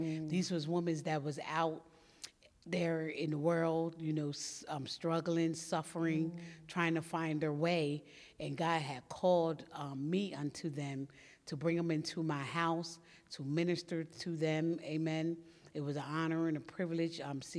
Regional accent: West Chester, Pennsylvania, United States; now in Coachville, United States; I'm from originally from Westchester, Pennsylvania, but I reside in Coachville, Pennsylvania.

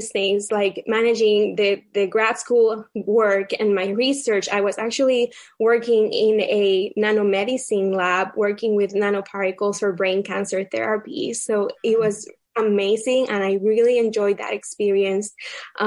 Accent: Puerto Rico; moved away as an adult; also born or lived in Baltimore; now in Virginia, United States; my husband and I, we were both born and raised in Puerto Rico

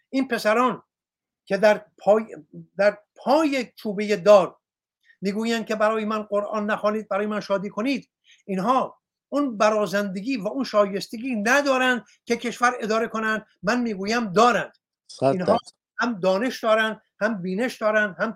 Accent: Iran; moved away; من نزدیک به سی سال سی و یک سال است که از ایران بیرون آمدم

